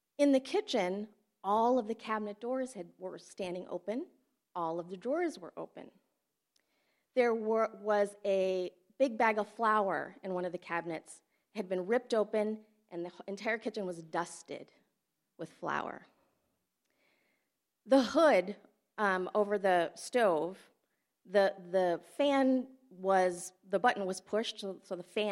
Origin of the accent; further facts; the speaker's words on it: Flint, Michigan, United States; moved away as an adult; also born or lived in Fiji; I had a really great childhood growing up in Flint